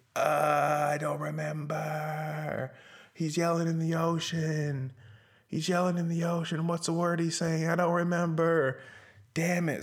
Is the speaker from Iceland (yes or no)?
no; Omaha, Nebraska, United States; I'm from Omaha